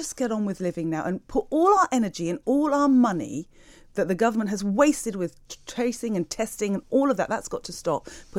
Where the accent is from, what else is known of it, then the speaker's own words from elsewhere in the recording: United Kingdom; I love Britain. I love being British. I love this country.